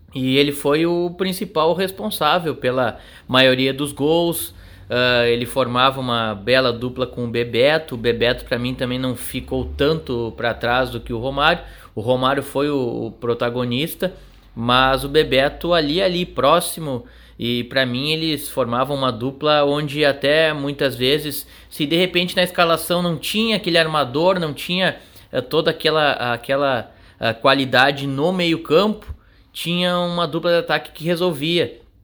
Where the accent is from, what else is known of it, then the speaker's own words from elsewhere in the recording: Bagé, Rio Grande do Sul, Brazil; como eu nasci em Bagé